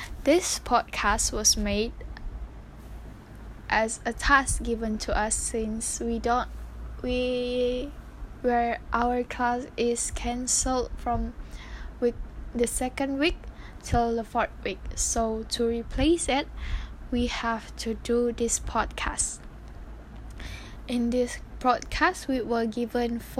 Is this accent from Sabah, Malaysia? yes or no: yes; Sandakan, Sabah, Malaysia; my hometown is in Sandakan, Sabah